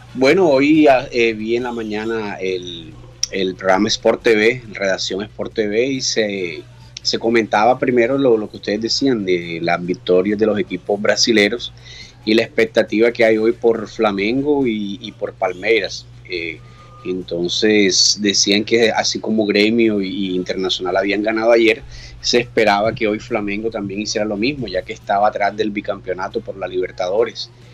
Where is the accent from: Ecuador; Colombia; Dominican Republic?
Colombia; Barranquilla, Atlántico; now in Brazil; es mi ciudad